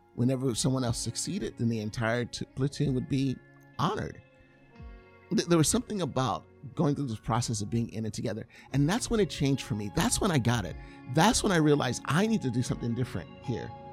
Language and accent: English; California, United States; I'm I'm from California.